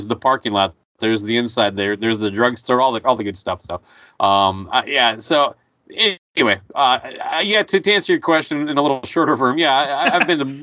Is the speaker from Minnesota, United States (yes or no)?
yes; Owatonna, Minnesota, United States; The small town I grew up in Owatonna